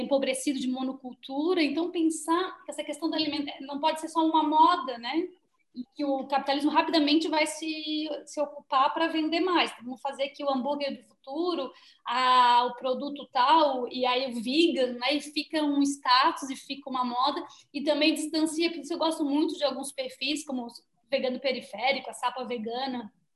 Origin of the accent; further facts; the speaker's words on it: Santa Catarina, Brazil; Eu venho aqui de Santa Catarina, que é né, a terra de, da matança dos porcos e, e frangos